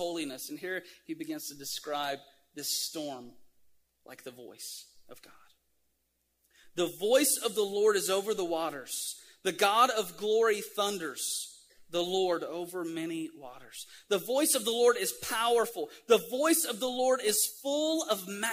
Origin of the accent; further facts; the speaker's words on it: Tennessee, United States; I'm from Tennessee